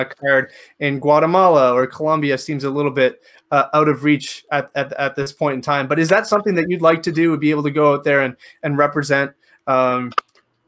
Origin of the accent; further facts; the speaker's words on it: Canada; I'm live in Canada. I was born in Canada, but my parents are Spanish